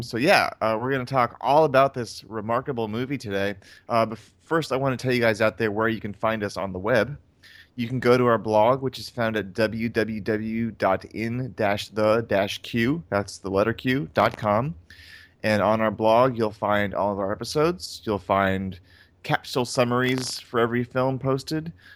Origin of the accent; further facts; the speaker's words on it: North Carolina, United States; I'm from North Carolina